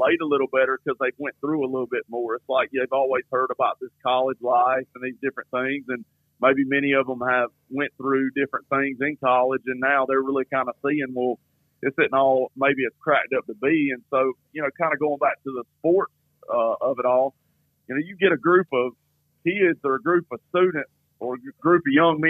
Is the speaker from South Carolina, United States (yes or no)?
yes; Gaffney, South Carolina, United States; growing up in Gaffney and being here in Gaffney